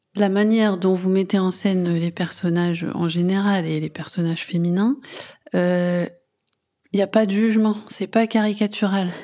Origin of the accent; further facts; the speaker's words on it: Boulogne-sur-Mer, Hauts-de-France, France; je suis née je suis née à Saint-Martin enfin je suis de mmh. Boulogne